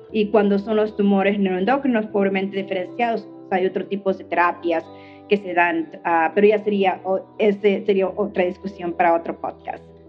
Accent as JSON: {"language": "Spanish", "country": "Mexico", "moved": "yes", "lives_now": "United States", "said": "siendo yo mexicana"}